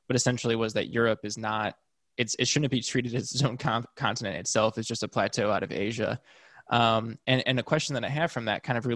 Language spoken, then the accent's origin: English; United States; I can speak as an American